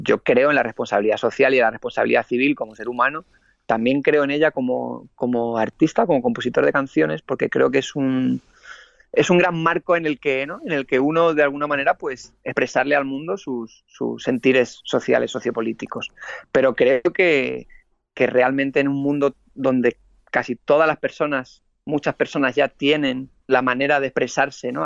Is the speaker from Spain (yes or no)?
yes; Spain